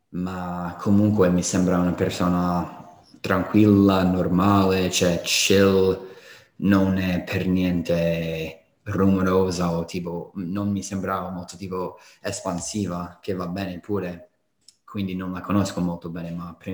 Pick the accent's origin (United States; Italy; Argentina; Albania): United States; Colorado; moved away